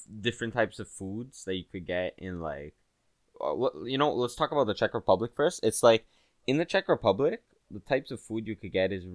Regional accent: Quebec, Canada; I'm from Quebec

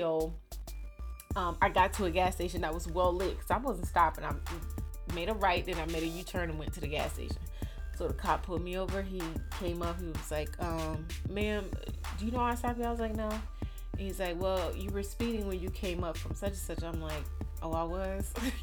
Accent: Miami, Florida, United States; I'm from Miami

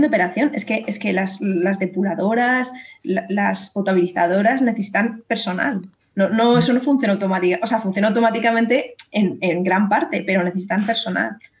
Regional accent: Madrid, Community of Madrid, Spain; yo, que soy de Madrid

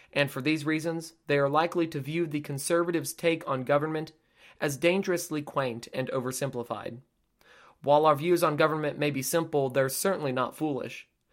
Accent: United States; We are a tough, resilient people, but being an American is not for the faint of heart

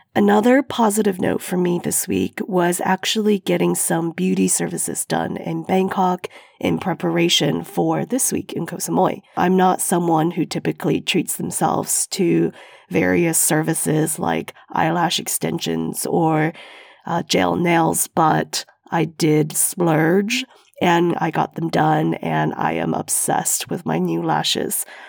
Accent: Sichuan, China; I'm from Sichuan, the chili capital of China

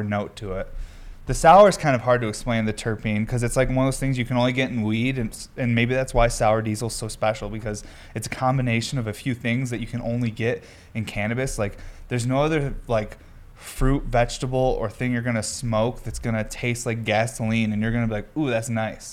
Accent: New York, United States; I'm from New York

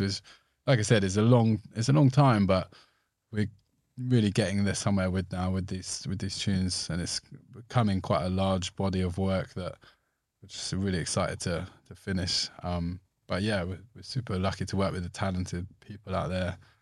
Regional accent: Somerset, South West England, United Kingdom; growing up in Somerset

